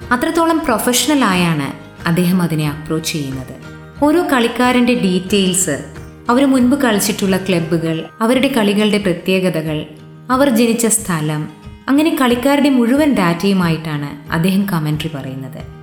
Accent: Ernakulam, Kerala, India; ഞാൻ എറണാകുളത്തുകാരി

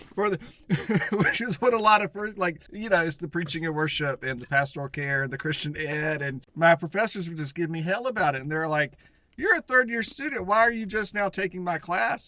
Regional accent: the South, United States; I grew up a Baptist in the South

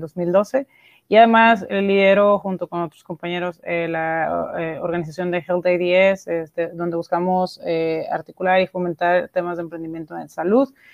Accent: Monterrey, Nuevo León, Mexico; soy de Monterrey, México

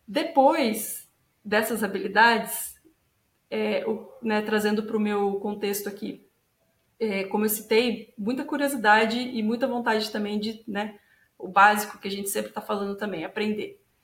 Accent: interior of São Paulo, Brazil; moved away as an adult; now in Curitiba, Brazil; sou do interior de São Paulo originalmente

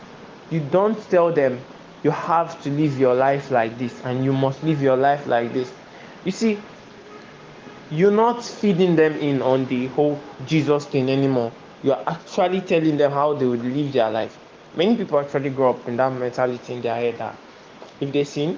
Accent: Warri, Delta, Nigeria; I'm from Warri Delta State.

